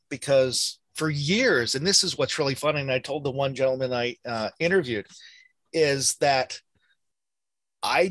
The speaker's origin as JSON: {"language": "English", "country": "United States", "said": "I'm American"}